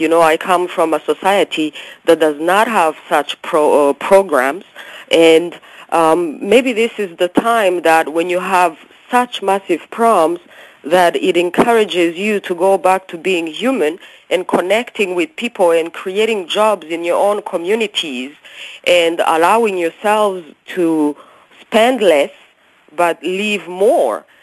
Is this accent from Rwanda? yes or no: yes; Rwanda; moved away; also born or lived in Canada; When I was growing up in Africa, you know, as you know, I'm from Rwanda.